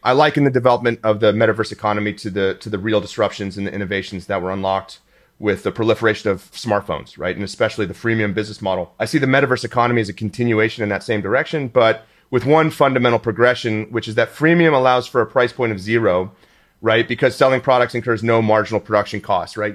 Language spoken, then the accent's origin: English; Houston, Texas, United States; moved away; I was from Houston.